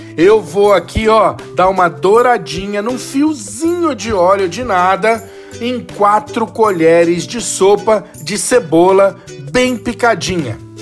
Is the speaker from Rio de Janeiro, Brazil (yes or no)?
no; São Paulo, Brazil; eu sou aqui de São Paulo